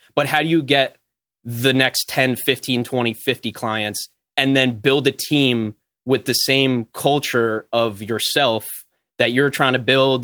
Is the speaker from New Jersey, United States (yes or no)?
yes; New Jersey, United States; I'm from New Jersey.